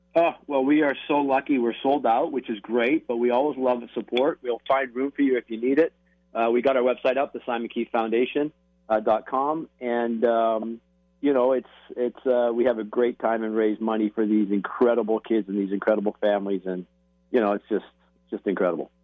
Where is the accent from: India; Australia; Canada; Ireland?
Canada; moved away as an adult; now in United States; I am Canadian, but we, I've been in America for thirty years